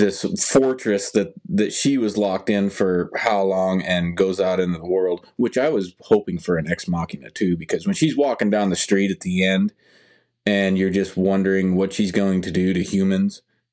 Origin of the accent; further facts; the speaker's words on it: Nebraska, United States; I'm from Nebraska